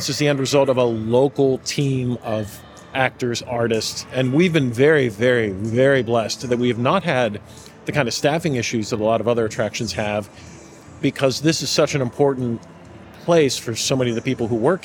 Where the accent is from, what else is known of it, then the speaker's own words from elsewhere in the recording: Pittsburgh, Pennsylvania, United States; growing up in Pittsburgh and growing up the age I am